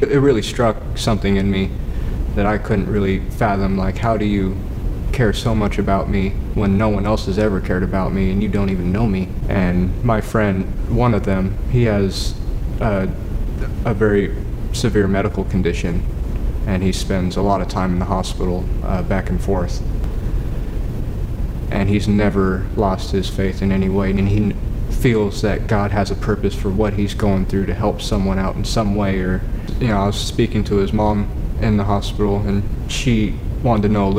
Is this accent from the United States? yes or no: yes; Valley Springs, United States; I grew up in Valley Springs.